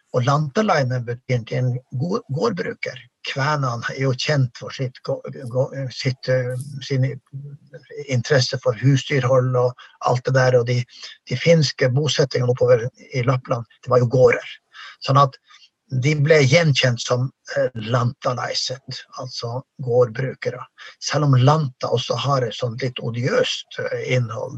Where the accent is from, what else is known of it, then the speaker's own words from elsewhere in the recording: Norway; det ble ikke lagt skjul på det samiske språket i bygda der jeg vokste opp